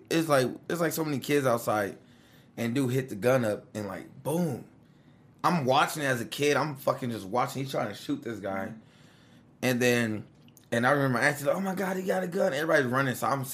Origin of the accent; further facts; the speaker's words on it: California, United States; when I'm from California, right? And I was from the ghetto, like, Pueblo thing.